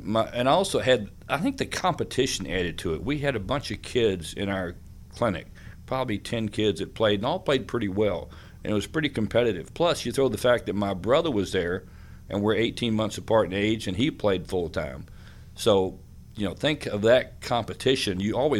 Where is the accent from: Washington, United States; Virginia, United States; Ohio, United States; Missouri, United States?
Virginia, United States; Richmond; I grew up in Richmond, Virginia. My dad was a truck driver, essentially. My mom, school teacher, later became a grammar school principal.